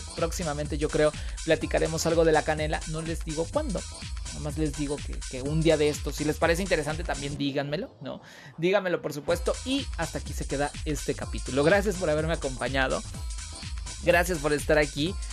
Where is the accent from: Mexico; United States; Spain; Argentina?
Mexico; Veracruz; soy orgullosamente veracruzano